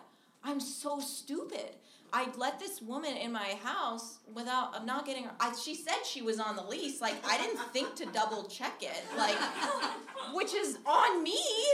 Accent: Minnesota, United States; moved away; I'm originally from Minnesota, and I fly home.

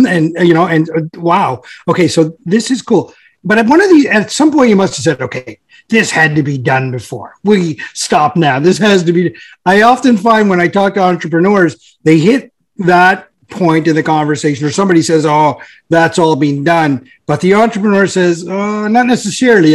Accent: St. John's, Newfoundland and Labrador, Canada; Jerry and I are from the East End too

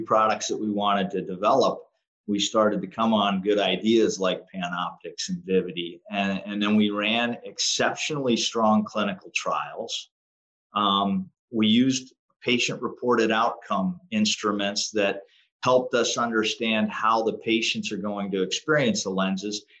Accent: Western Pennsylvania, United States; I grew up in Western Pennsylvania

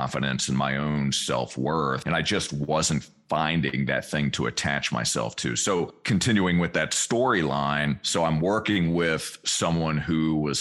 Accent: Richmond, Virginia, United States; I grew up in Richmond, Virginia, central part of the state

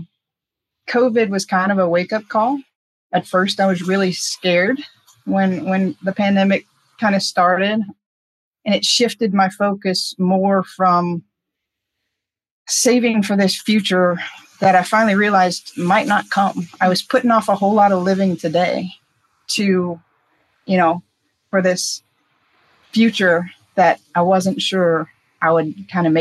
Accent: Houma, Louisiana, United States; moved away as an adult; also born or lived in Naples, Florida; I'm from Houma, Louisiana, pretty small town southwest of New Orleans. And I had lived there my entire life until 35.

